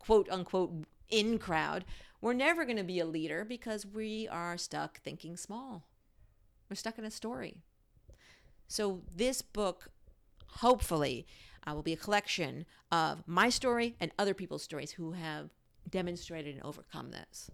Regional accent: New York, United States; now in Washington, DC, United States; I grew up in New York

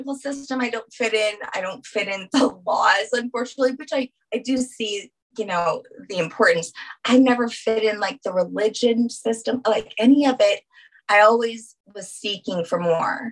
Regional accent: New Orleans, Louisiana, United States; I'm from New Orleans.

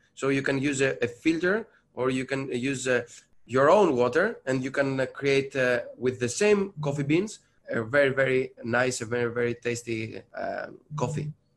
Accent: Patras, Western Greece, Greece; now in Athens, Greece; I'm from Greece, sure. I'm, I'm coming from Patras, another place of, of Greece, but now I'm, I'm here in Athens

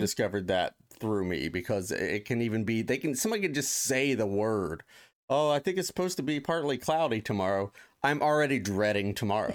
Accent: Ohio, United States; now in Los Angeles, United States; I grew up in Ohio

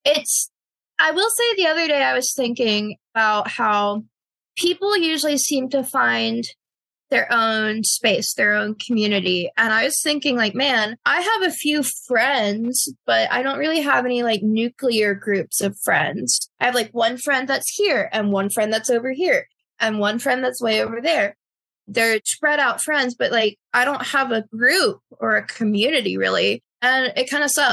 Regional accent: North Carolina, United States; I'm from North Carolina.

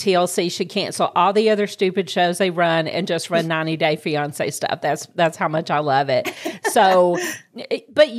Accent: Georgia, United States; my home state of Georgia

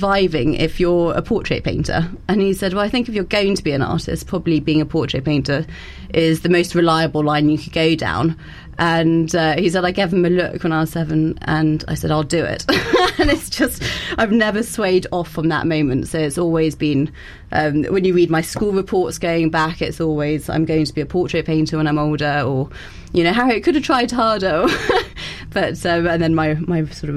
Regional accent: Bath, South West England, United Kingdom; also born or lived in London / Florence; I was born in London and went to the French Lycée, and then I moved to Bath, where I went to St. Gregory's

